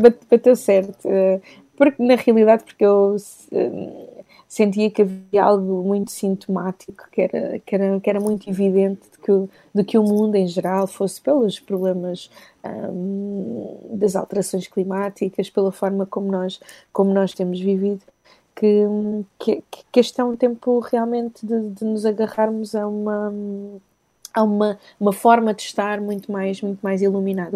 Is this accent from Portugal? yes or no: no; Maputo, Mozambique; eu sou, eu sou da zona da capital, sou de Maputo